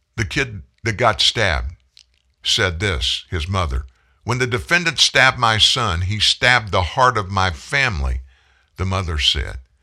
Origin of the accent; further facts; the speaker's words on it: South Louisiana, United States; also born or lived in Franklin, Louisiana; I grew up in South Louisiana.